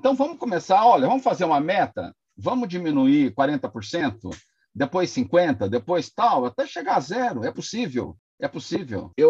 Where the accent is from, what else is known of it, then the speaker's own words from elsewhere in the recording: Paraná, Brazil; Eu tenho certeza que, absoluta, que eu, como um bom pé vermelho.